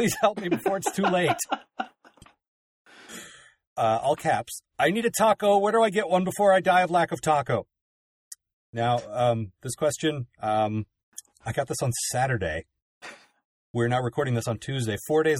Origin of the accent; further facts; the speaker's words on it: Maryland, United States; we're from Maryland. And we grew up in the same town.